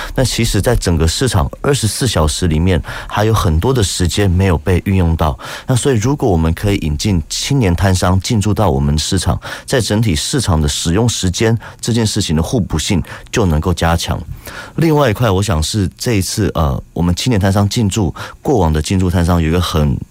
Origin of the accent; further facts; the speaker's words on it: Kaohsiung, Taiwan; 在我们高雄人心里都有非常特殊的地位